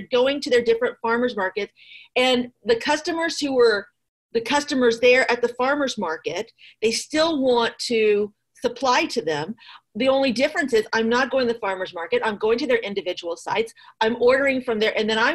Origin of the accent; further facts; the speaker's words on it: Midwest, United States; now in Fairfax County, Virginia, United States; growing up in the Midwest, you could drive down rural roads and farmers would just have stands